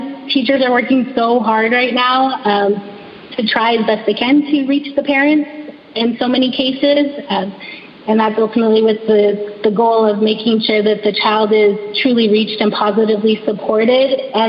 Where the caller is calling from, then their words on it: California, United States; So I'm speaking from California.